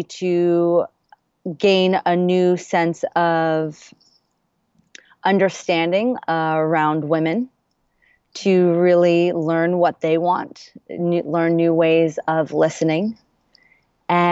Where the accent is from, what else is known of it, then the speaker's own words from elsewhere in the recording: New York, United States; now in Los Angeles, United States; I now live in LA. I'm originally from New York